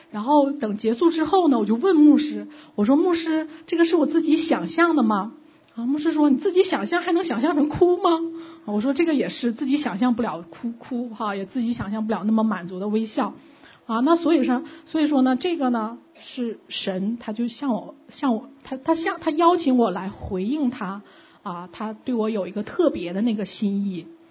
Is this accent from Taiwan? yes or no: no; China; moved away; 我的小时候在中国大陆的背景是